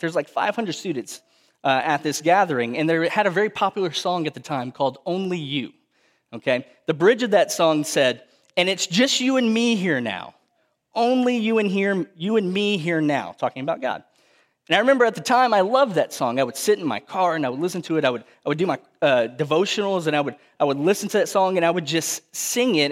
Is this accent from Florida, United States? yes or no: no; Cuero, Texas, United States; I grew up in South Texas, home of the fighting gobblers in Cuervo, Texas